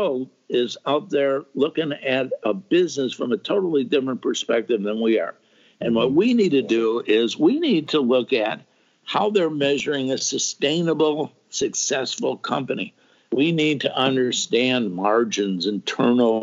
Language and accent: English; Chicago, Illinois, United States; moved away as an adult; now in Springfield, United States; I grew up in Chicago, and I worked for a Fortune 500 company